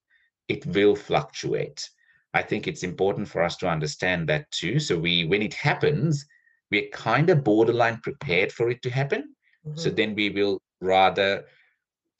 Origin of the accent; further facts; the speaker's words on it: Sri Lanka; now in Australia; I grew up in Sri Lanka where there was a 30-year civil war